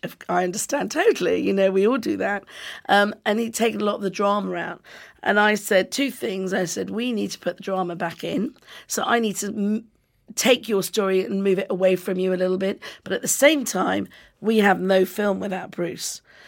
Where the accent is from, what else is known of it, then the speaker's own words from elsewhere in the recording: United Kingdom; I'm British